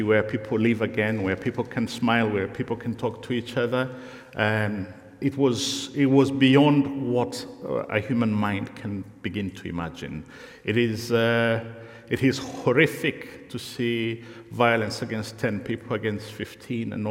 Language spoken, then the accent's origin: English; Rwanda; English is a second language; moved away; I come from Rwanda